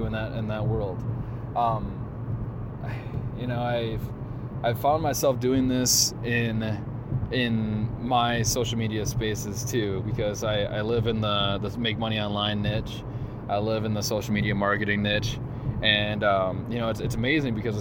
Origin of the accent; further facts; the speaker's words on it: Central Minnesota, United States; I was born in Central Minnesota